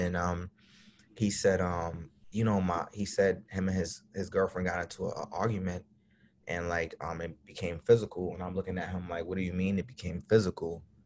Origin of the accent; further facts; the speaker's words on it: New York City, New York, United States; I'm from Brooklyn, New York